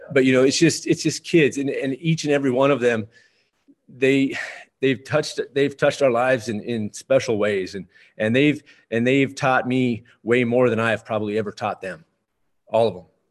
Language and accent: English; Lisbon, North Dakota, United States; also born or lived in Valley City, North Dakota; now in Towner, United States; I grew up in Lisbon, North Dakota, and, uh, and graduated from there in nineteen ninety-two